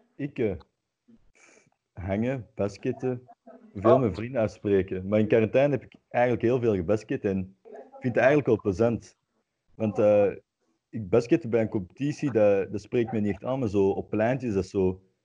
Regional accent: Antwerp, Flanders, Belgium; Ik ben van Antwerpen

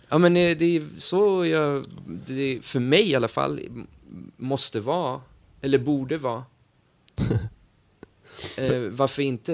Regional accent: Sweden; vi är från Sverige

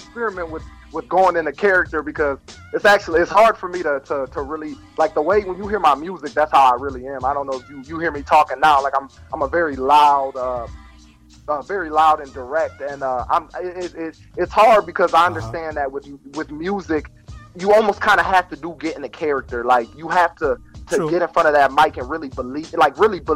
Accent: Toledo, Ohio, United States; I'm from Toledo

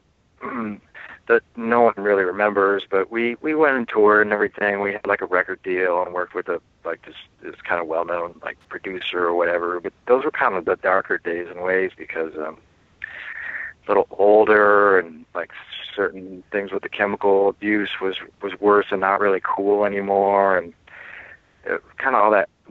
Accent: Midwest, United States; the type of people I grew up around in Midwest, you know, America

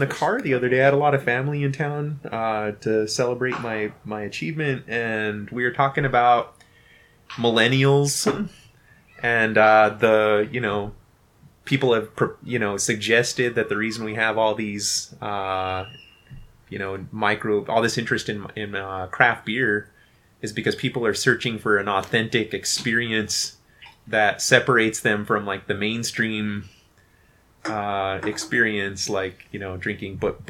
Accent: New Mexico, United States; moved away as an adult; my home state of New Mexico.

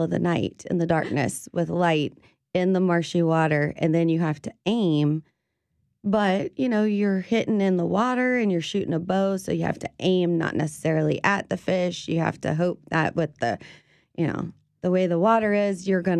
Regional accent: South Louisiana, United States; growing up in South Louisiana, we're like, no, you can eat that.

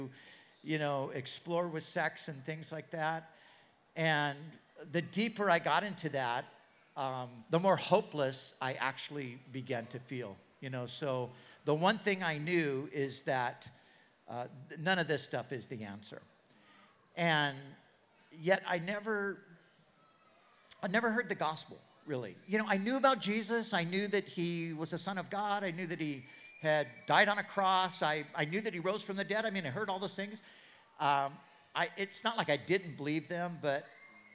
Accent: Southern California, United States; I grew up in Southern California

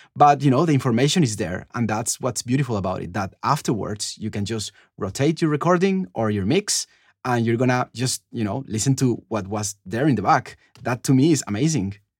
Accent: Cali, Valle del Cauca, Colombia; moved away; I'm from Cali. It's like the third city of Colombia

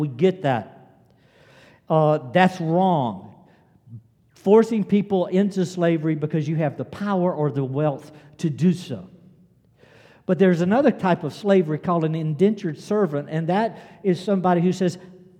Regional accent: South Carolina, United States; I was born in South Carolina. I grew up in South Carolina. I live in South Carolina

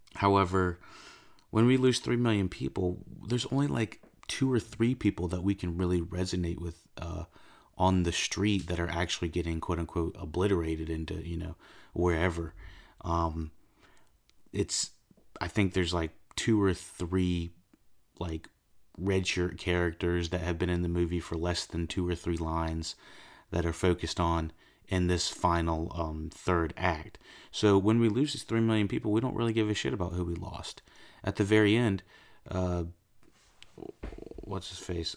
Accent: United States; living in the United States

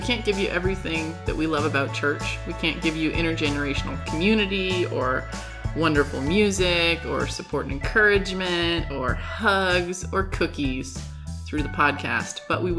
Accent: California, United States; when I tell them I'm from California.

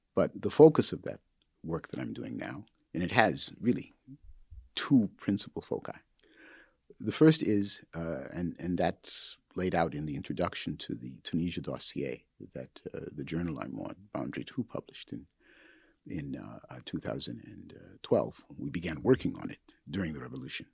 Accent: Minneapolis, Minnesota, United States; moved away; my hometown of, uh, Minneapolis

